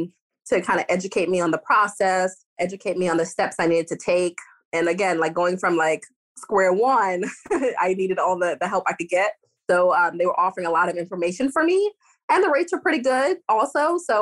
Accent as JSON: {"language": "English", "region": "New York", "country": "United States", "moved": "yes", "lives_now": "Florida, United States", "said": "I'm from New York, so I'm not a fair gauge."}